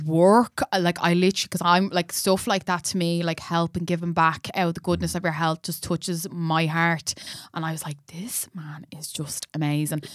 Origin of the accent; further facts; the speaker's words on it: Dublin, Leinster, Ireland; I'm from Cabra as well